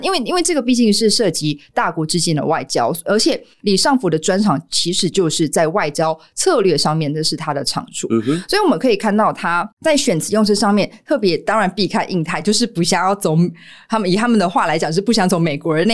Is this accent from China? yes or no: no; Taiwan; 作为中华民国家的民众